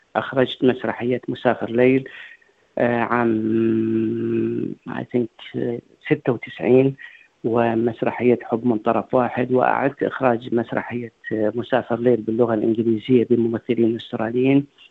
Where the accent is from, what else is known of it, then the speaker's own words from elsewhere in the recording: Iraq; now in Australia; كوني انا عراقي